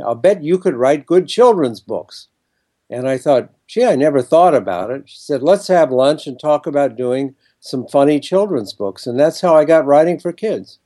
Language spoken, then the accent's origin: English; Ohio, United States; moved away as an adult; now in New York, United States; I grew up in Ohio and came to New York to be a writer